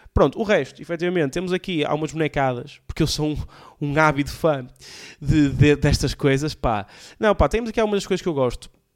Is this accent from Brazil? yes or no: no; Alfena, Porto District, Portugal; also born or lived in Valongo; now in Águas Santas, Portugal; sou originário de Alfena, terra que adoro